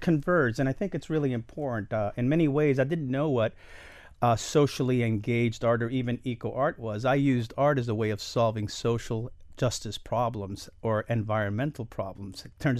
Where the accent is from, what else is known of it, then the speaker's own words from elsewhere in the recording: Miami, Florida, United States; also born or lived in Albany, New York; So I was born in 1964 in Albany, New York, but by 1967, all of us were back here in Miami, living here